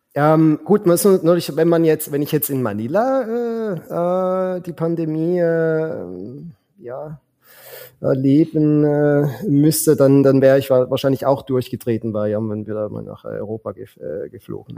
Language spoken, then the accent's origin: German; Switzerland; moved away as an adult; now in Philippines; ich bin ein Schweizer